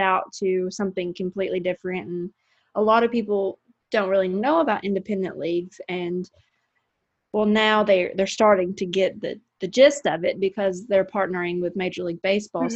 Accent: Paducah, Kentucky, United States; I cover local high school sports in my hometown of Paducah, Kentucky

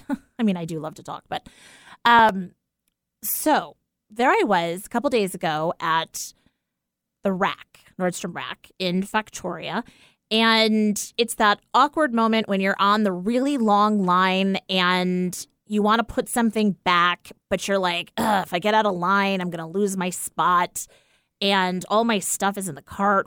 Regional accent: East Coast, United States; now in Pacific Northwest, United States; growing up on the East Coast, it was always sneakers, not, like, tennis shoes.

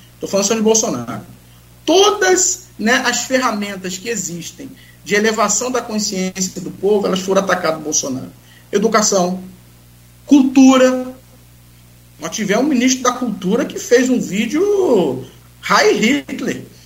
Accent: Brazil; Eu vou ficar no Brasil, porque eu sou brasileiro

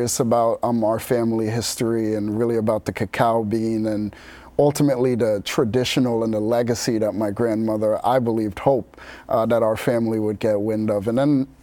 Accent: New York City, New York, United States; growing up in Bed-Stuy, Brooklyn

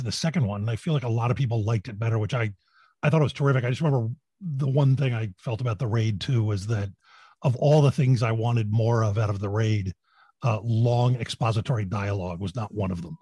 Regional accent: United States; We're American.

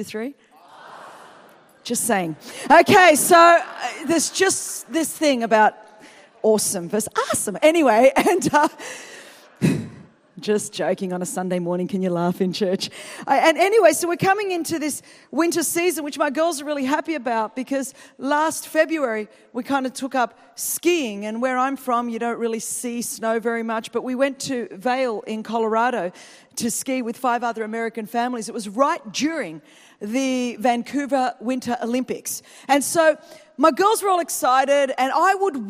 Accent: Sydney, New South Wales, Australia; I'm come from Sydney, Australia

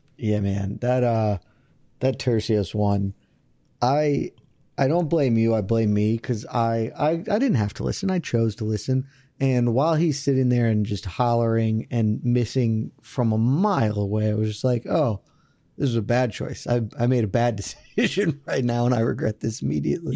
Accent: the South, United States; I'm from the South

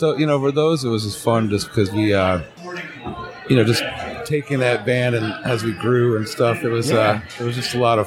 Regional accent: Detroit, Michigan, United States; growing up in Motown

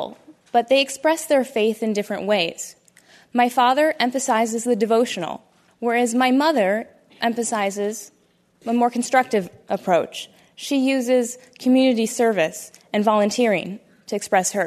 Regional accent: Toledo, Ohio, United States; I am a Muslim American woman born and raised in Toledo, Ohio, by two very loving Indian Muslim parents

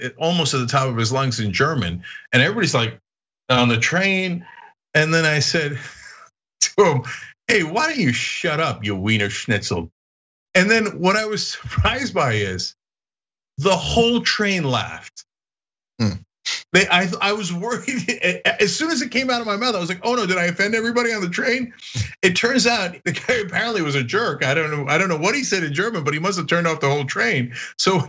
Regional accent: Istanbul, Turkey; now in United States; I grew up in Europe. I grew up in Istanbul on the European side.

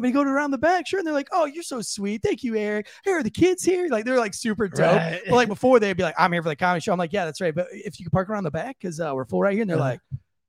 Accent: Florida, United States; when I grew up in Florida

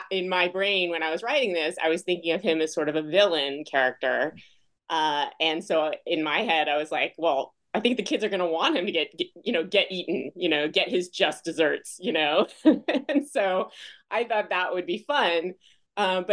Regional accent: Foster City, California, United States; also born or lived in Smithtown, New York; my parents moved to the Bay Area in California, Foster City, when I was 2 years old, 2.5. And then I grew up out in the Bay Area

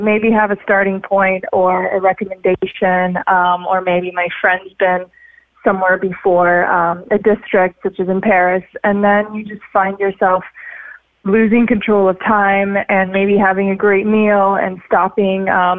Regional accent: Sochi, Krasnodar Krai, Russia; English is a second language; also born or lived in Siberia / Florida; now in Los Angeles, United States; I grew up in Sochi in Russia, even though I was born in Siberia. Then I was in Florida, and now I spend a lot of time in Los Angeles.

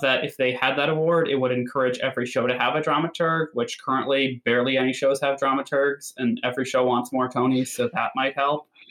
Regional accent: Connecticut, United States; I'm also from Connecticut

